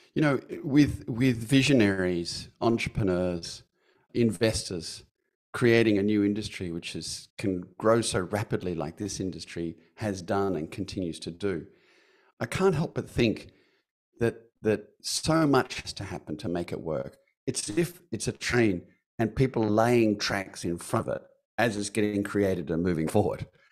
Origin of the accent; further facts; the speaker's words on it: Perth, Western Australia, Australia; from my hometown of Perth